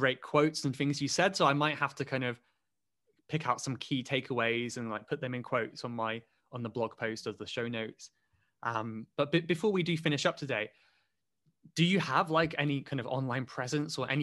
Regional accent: Cornwall, South West England, United Kingdom; accent: Southern England; now in London, United Kingdom; Cornwall and where I'm from

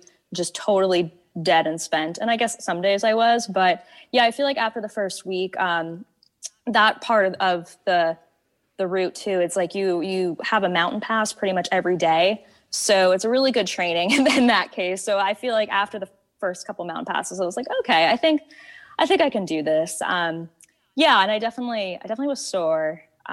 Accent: Washington, United States; moved away; I'm from Washington originally

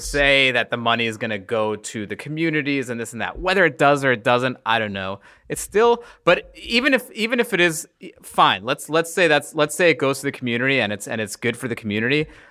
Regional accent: New York, United States; I grew up in New York

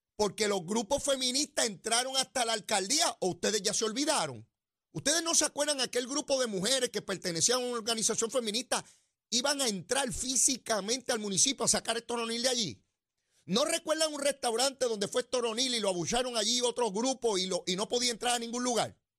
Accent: San Juan, Puerto Rico; yo soy de allí de Capetillo

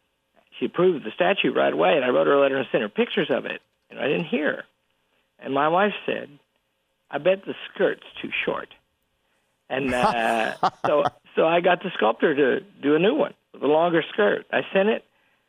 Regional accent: Yorkshire and the Humber, United Kingdom; Yes, Sir Alan. And I'm from Yorkshire.

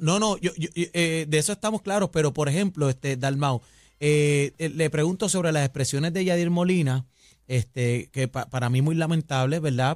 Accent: Puerto Rico; nosotros como boricua

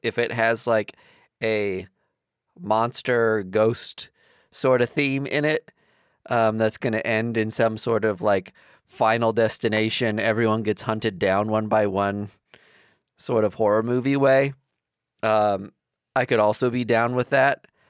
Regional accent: East Coast, United States; we're from the East Coast

